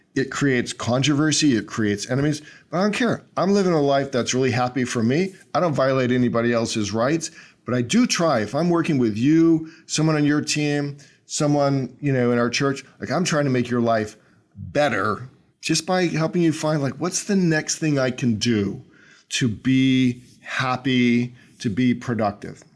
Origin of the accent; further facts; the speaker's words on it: Northern Virginia, United States; We grew up in Northern Virginia in the sixties